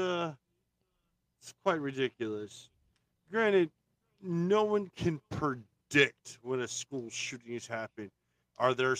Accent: Maryland, United States; I grew up in Maryland

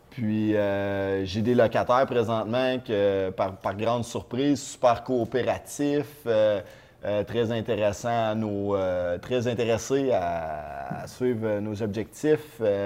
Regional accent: Trois-Rivières, Quebec, Canada; je viens de Trois-Rivières.

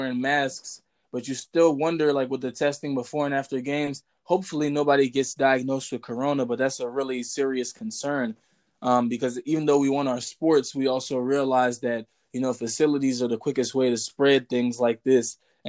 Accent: United States; I'm from America

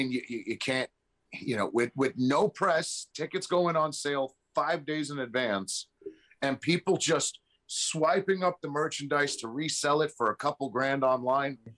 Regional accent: New York City, New York, United States; I'm from New York City.

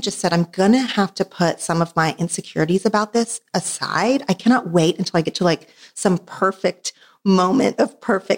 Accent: Oklahoma, United States; now in Los Angeles, United States; I did grow up in Oklahoma

